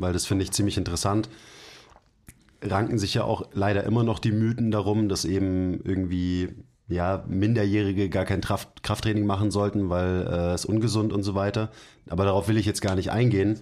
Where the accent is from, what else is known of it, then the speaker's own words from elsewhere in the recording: Germany; bei uns in Deutschland